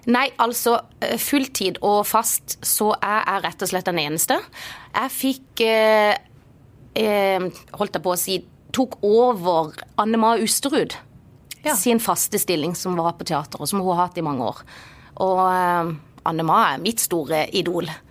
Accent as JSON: {"language": "Norwegian", "region": "Agder", "country": "Norway", "accent": "Marnardal dialect", "said": "jo på en måte den avsløpende marnardalsdialekten. Og tidligere så har det liksom vært at folk tror jeg er fra Vennesla."}